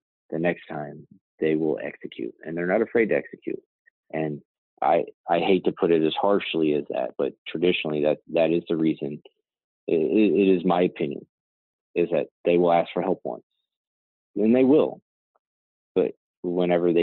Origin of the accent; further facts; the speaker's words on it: Branson, Missouri, United States; also born or lived in Alaska; I grew up in, I graduated high school in Branson, Missouri.